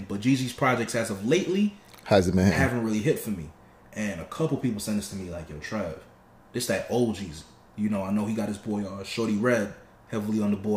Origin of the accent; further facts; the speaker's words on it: United States; also born or lived in Binghamton / Jamaica (ancestry); growing up here in the States